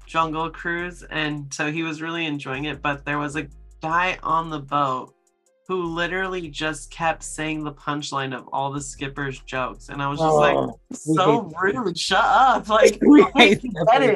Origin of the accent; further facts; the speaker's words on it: Las Vegas, Nevada, United States; I'm from Las Vegas